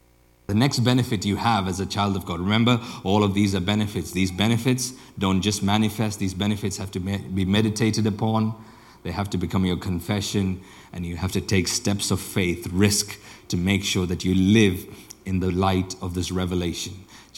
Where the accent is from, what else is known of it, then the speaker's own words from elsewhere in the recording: India; also born or lived in Africa; now in Europe; I grew up and spent most of my childhood either in India or in Africa